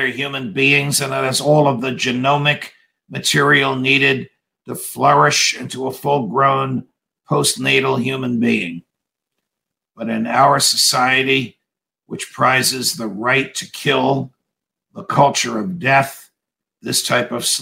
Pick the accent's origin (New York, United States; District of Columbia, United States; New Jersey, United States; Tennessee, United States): New Jersey, United States; in my home state of New Jersey, where I am now